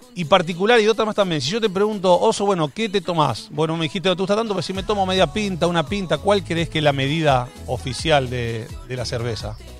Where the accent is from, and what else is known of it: Argentina